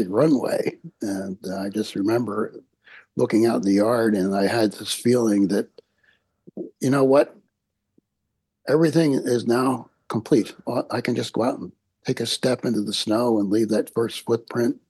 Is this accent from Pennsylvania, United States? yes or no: yes; Chester, Pennsylvania, United States; I grew up in the beautiful city of Chester, Pennsylvania, which is south of Philadelphia